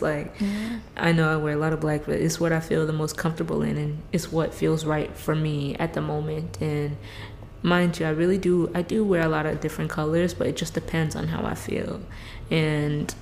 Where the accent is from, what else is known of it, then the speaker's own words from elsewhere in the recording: Fort Myers, Florida, United States; I'm based and born and raised in Florida, especially South Florida, in Fort Myers